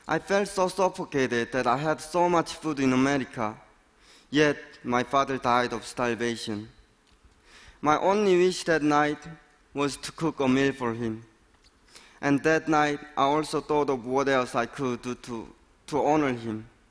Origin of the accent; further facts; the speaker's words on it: North Korea; now in United States; born and raised in North Korea